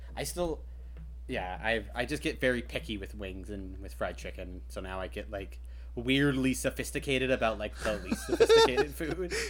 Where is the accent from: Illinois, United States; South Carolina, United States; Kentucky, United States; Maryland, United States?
Kentucky, United States; I grew up in Kentucky, land of fried chicken.